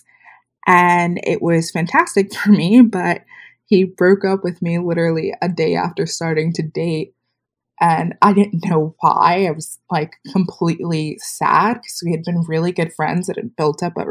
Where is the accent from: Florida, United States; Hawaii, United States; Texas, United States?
Florida, United States; South; I'm from South Florida